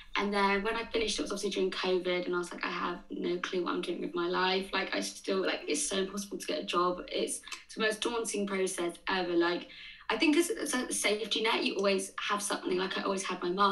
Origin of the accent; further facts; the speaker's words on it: Surrey, South East England, United Kingdom; moved away as an adult; now in London, United Kingdom; I'm originally from Surrey, but I live in London now.